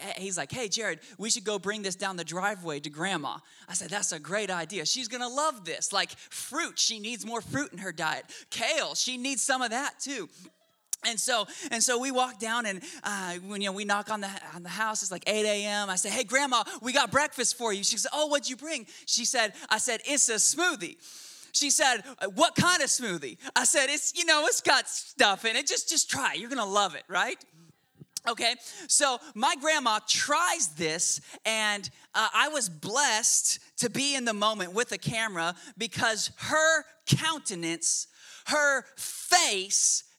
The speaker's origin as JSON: {"language": "English", "region": "Oklahoma", "country": "United States", "tie": "born or raised there", "also_born_or_lived": "Washington State", "moved": "yes", "lives_now": "Shreveport, United States", "said": "I was born in Washington State, and when I was 6 months old, for whatever reason, my parents moved me and our whole family to the godless land of Oklahoma."}